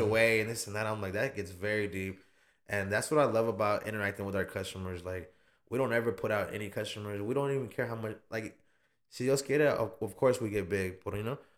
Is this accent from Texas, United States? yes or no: yes; Austin, Texas, United States; I was born in St. John's. I was born in the North Side